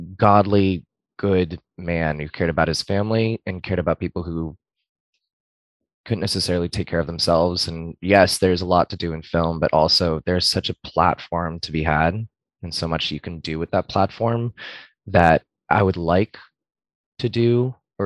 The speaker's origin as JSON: {"language": "English", "town": "West Palm Beach", "region": "Florida", "country": "United States", "tie": "born or raised there", "moved": "as an adult", "lives_now": "Orlando, United States", "said": "I was raised in West Palm"}